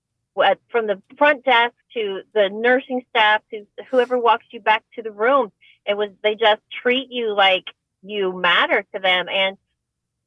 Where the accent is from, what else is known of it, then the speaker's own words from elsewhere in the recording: Oregon, United States; also born or lived in Dallas-Fort Worth, Texas; now in Cypress, United States; I actually grew up in the Pacific Northwest in Oregon